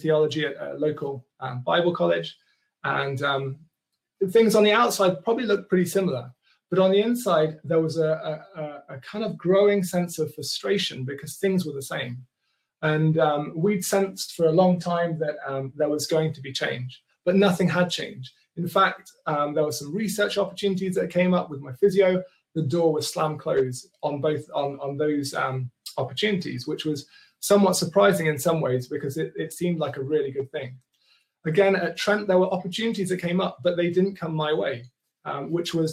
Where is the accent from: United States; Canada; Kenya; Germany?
Kenya; accent: posher; now in England; Growing up, I grew up in Kenya in the 80s